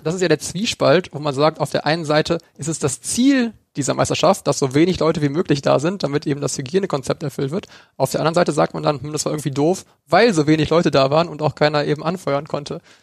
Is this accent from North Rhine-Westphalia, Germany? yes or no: yes; North Rhine-Westphalia, Germany; wir kommen aus NRW